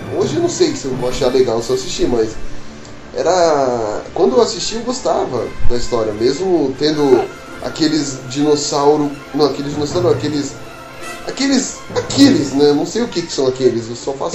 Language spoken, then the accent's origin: Portuguese; Rio de Janeiro, Brazil; eu sou carioca, dou aula de matemática no cursinho